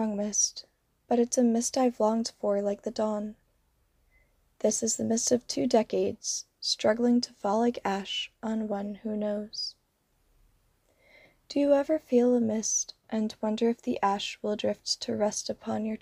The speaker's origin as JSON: {"language": "English", "region": "Rhode Island", "country": "United States", "also_born_or_lived": "Florida", "said": "I am originally from Rhode Island"}